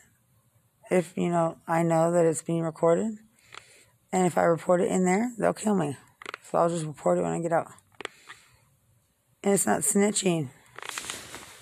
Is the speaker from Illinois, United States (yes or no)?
no; Lubbock, Texas, United States; I'm from Lubbock